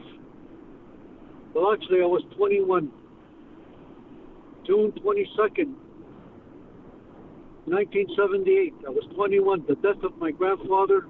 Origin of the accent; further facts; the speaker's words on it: Kahnawake, Quebec, Canada; also born or lived in Connecticut; from Kanawà. I wasn't born there